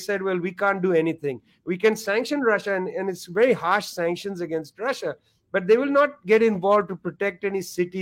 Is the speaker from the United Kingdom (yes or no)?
no; India; I'm from India